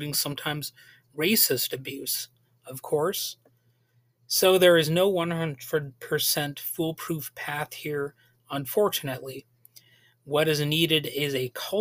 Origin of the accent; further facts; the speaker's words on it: United States; we're an American people with a long and convoluted history